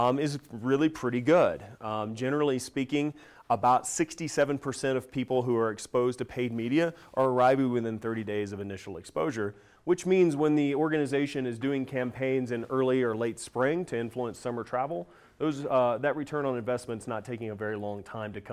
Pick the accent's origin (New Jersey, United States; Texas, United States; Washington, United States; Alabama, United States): Texas, United States; Dallas; Dallas, my hometown